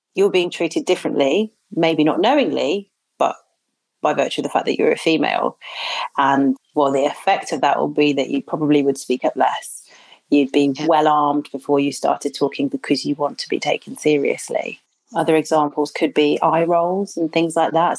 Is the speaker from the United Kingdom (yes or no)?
yes; Birmingham, West Midlands, United Kingdom; people often ask where I'm from. And if I say Birmingham